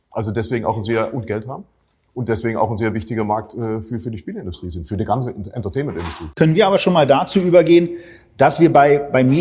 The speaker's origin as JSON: {"language": "German", "country": "Netherlands", "second_language": "German", "said": "Ähm, ich bin selber Holländer, also auch nicht Deutscher in dem Sinne."}